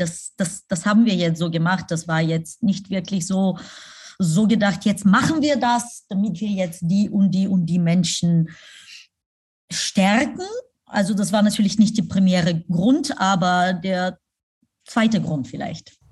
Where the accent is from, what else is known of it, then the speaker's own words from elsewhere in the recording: Pleven, Pleven Province, Bulgaria; moved away; also born or lived in Germany; nach Pleven, meine Heimatstadt, äh, reisen wo mein Hotel ist